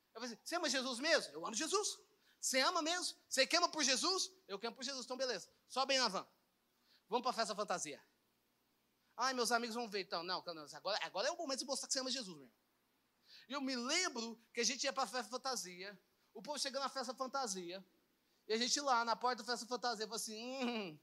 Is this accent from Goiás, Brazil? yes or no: yes; Goiânia, Goiás, Brazil; eu sou de Goiânia, tá, gente? Eu moro aqui